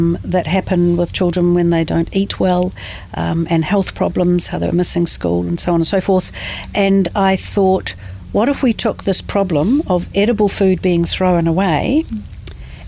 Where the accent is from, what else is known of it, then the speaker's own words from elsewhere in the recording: Manawatū-Whanganui, New Zealand; also born or lived in Dunedin; I had a typical Kiwi childhood. I grew up in the Manawatū